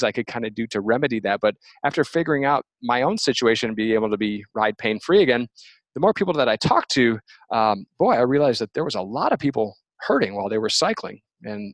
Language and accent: English; Michigan, United States; moved away as an adult; now in Portland, United States; I'm originally from the Midwest, so I'm from Michigan, and kind of grew up with cycling